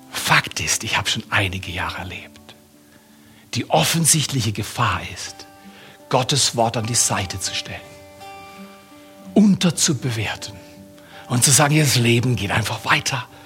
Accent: United States; Ich komme aus Amerika, habe in Amerika studiert.

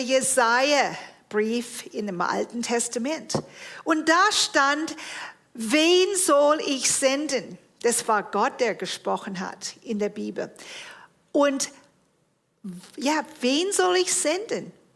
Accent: Toronto, Ontario, Canada; moved away; Ich bin geboren und aufgewachsen in Toronto, Kanada

